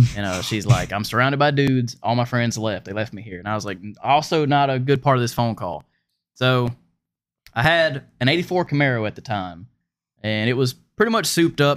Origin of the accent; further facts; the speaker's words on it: Pensacola, Florida, United States; moved away as an adult; also born or lived in Seattle; I'm from Florida, from Escambia County, Florida